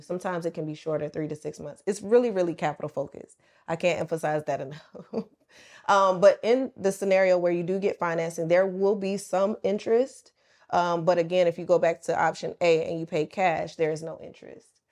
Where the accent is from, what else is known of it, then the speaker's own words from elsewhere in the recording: the South, United States; moved away as an adult; also born or lived in Atlanta; now in Dubai, United Arab Emirates; I'm from the South. I'm a country girl.